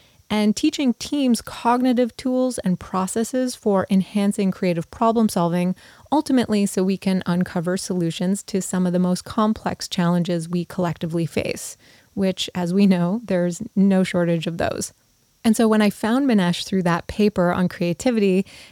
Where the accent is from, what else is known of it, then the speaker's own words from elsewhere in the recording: Montreal, Quebec, Canada; McGill University in Montreal, which also happens to be my hometown